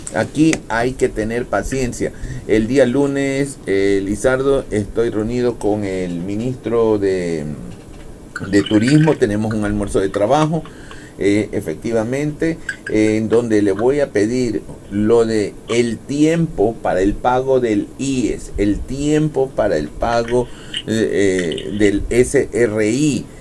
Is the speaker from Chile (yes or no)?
no; Ecuador; así como somos todos los ecuatorianos